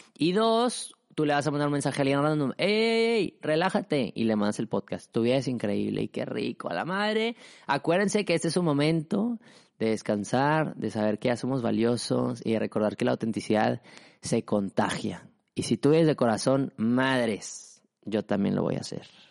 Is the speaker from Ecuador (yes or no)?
no; Mexico; yo soy mexicano